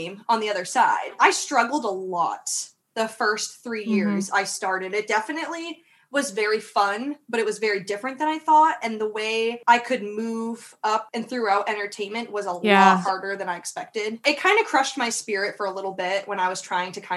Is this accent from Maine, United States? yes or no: yes; Bangor, Maine, United States; now in Florida, United States; I grew up in Maine, in Bangor, which is a small town in the middle of Maine.